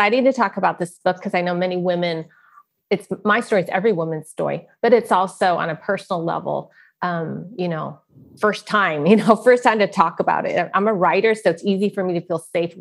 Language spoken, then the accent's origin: English; Silicon Valley, California, United States; also born or lived in San Francisco, California; I grew up in Silicon Valley